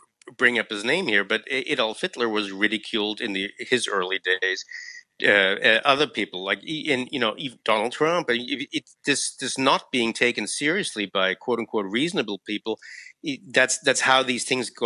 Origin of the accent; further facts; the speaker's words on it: United States; now in Germany; I'm American and write for Bloomberg.